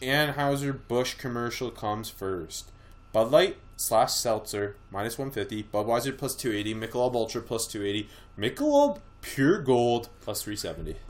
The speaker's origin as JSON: {"language": "English", "country": "Canada", "said": "being Canadian"}